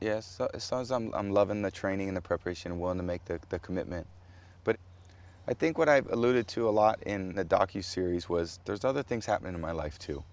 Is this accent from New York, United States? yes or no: no; San Mateo, California, United States; I was growing up on Portola Drive in San Mateo, California